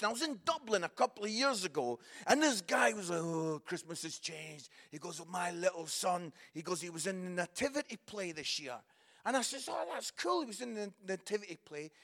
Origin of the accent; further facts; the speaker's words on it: Scotland, United Kingdom; moved away as an adult; also born or lived in Barnsley; I am Scottish